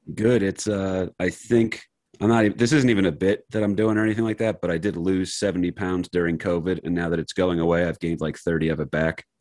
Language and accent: English; Wayne, New Jersey, United States; I grew up in Wayne, New Jersey